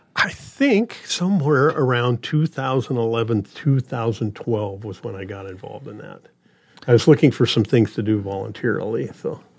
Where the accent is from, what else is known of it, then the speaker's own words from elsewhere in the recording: Grand Island, Nebraska, United States; moved away as an adult; also born or lived in Des Moines, Iowa; now in Omaha, United States; I'm originally from Grand Island, Nebraska